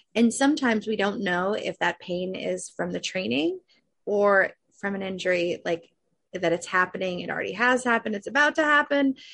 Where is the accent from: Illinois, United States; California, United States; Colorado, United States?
Illinois, United States; Chicago; moved away; also born or lived in Arizona; I grew up in Chicago.